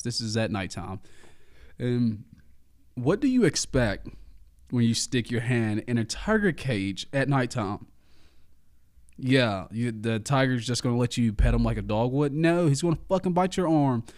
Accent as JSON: {"language": "English", "region": "Alabama", "country": "United States", "said": "I am from Alabama"}